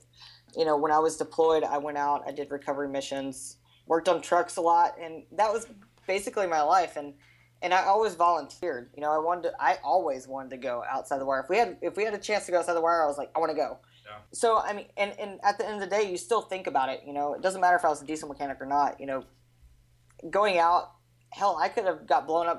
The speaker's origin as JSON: {"language": "English", "town": "Anacoco", "region": "Louisiana", "country": "United States", "tie": "born or raised there", "also_born_or_lived": "Alexandria, Louisiana / Yucca Valley, California", "said": "We lived in Anacoco pretty much my whole life"}